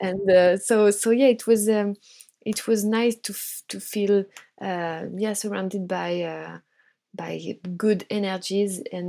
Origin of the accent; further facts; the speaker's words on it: Brittany, France; Actually, I was living in the countryside, you know, in Brittany, in on the west coast of France. So I was really surrounded by nature, by water, and I had a really nice childhood